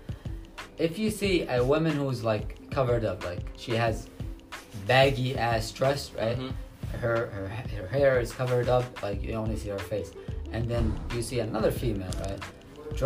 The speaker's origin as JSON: {"language": "English", "country": "Yemen", "moved": "yes", "lives_now": "New York City, United States", "said": "I'm from Yemen"}